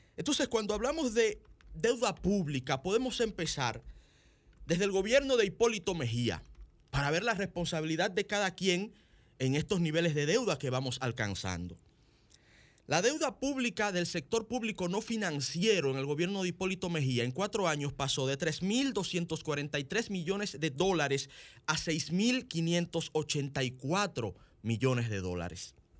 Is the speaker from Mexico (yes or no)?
no; Dominican Republic; nosotros los dominicanos